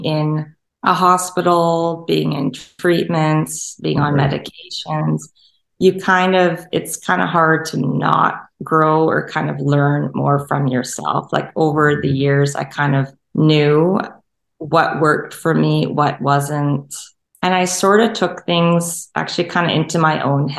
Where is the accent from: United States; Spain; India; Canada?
Canada; St. Albert, Alberta; also born or lived in Edmonton, Canada; I grew up in St. Albert